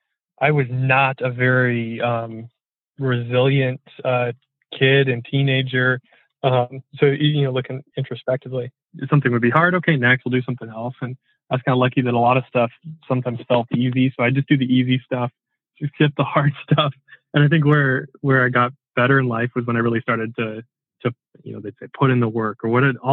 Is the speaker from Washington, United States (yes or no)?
yes; Port Angeles, Washington, United States; also born or lived in Seattle; I moved out from Port Angeles to the Seattle side right after I graduated high school